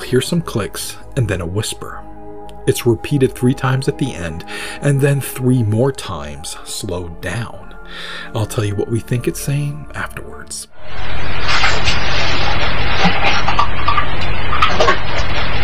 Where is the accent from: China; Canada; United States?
United States; Maine; my home state of Maine